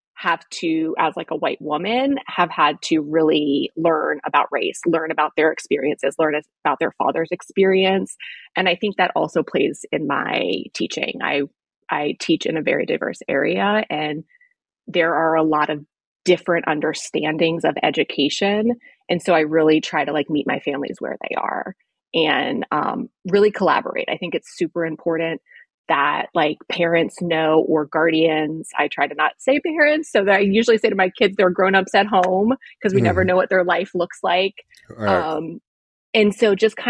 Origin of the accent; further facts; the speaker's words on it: Gaithersburg, Maryland, United States; moved away as an adult; also born or lived in Washington, District of Columbia, United States / Ireland; I was born in DC. And I lived in Gaithersburg pretty much my whole life, except for 2 years.